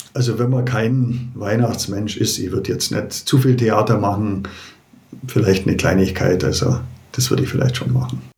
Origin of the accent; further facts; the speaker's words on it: Germany; bei uns in Deutschland